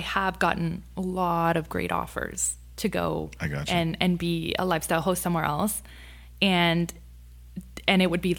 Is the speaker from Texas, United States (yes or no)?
yes; Sharyland, Texas, United States; I'm from Sherryland. Awesome. Yeah, born and raised. Like, that's where I went from elementary all the way to high school.